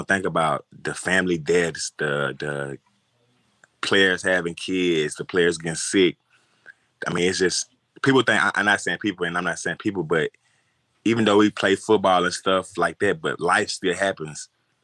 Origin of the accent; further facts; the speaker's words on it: Louisiana, United States; I'm from Louisiana.